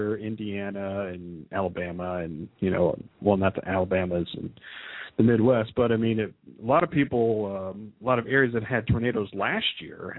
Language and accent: English; Philippines; because, you know, of course I'm Filipino and. You know, and you love the Filipino people there